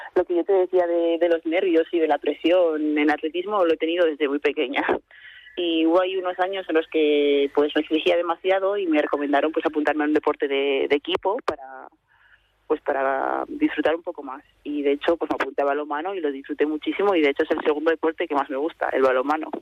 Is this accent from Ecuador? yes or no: no; Castro Urdiales, Cantabria, Spain; moved away as an adult; also born or lived in Madrid / Brussels; now in Santander, Spain; me fui a Castro y ahí es donde me he criado, donde he crecido